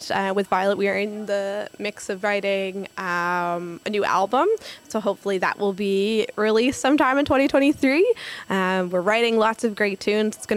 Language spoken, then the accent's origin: English; Newfoundland and Labrador, Canada; It is, yeah. And it was really great to be home and, and to see my hometown shine like that was really special.